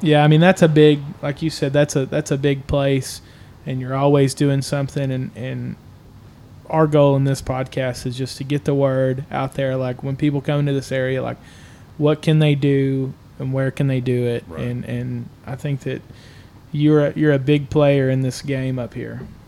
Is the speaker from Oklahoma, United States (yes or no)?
yes; Oklahoma, United States; also born or lived in Durant, Oklahoma; I'm from Southeastern Oklahoma